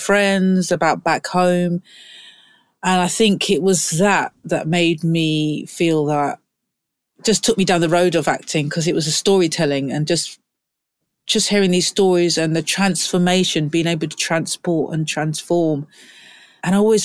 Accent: London, United Kingdom; I'm from London. I'm from South. See the F, it's not TH, South London, which is a big indicator

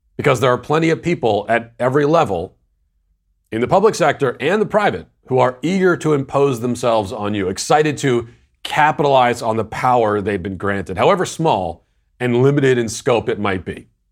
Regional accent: Virginia, United States; also born or lived in Tennessee; my home state of Virginia

